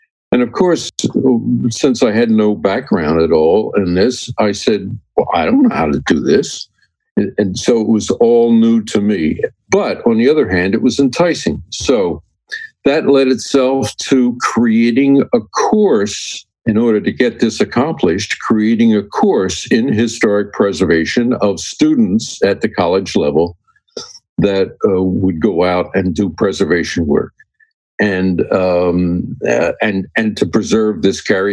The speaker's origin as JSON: {"language": "English", "town": "Berlin", "region": "New Jersey", "country": "United States", "tie": "born or raised there", "said": "a guy that grew up in South Jersey. Now, that's not New Jersey. It's called South Jersey. And a little town called Berlin that was somewhere between the Atlantic City and Philadelphia area"}